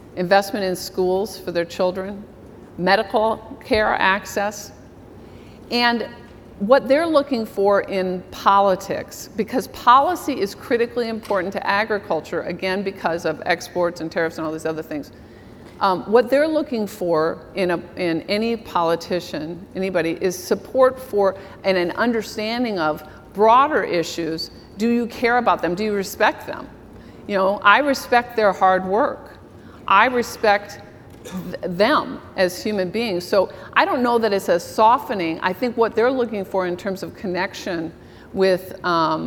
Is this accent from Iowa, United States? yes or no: yes; Iowa, United States; now in Minnesota, United States; I'm from Iowa